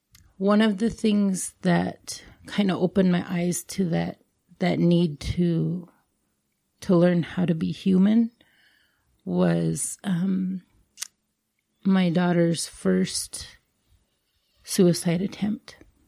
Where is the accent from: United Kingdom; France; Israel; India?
India; as Indian women, we're always taught you have to be strong.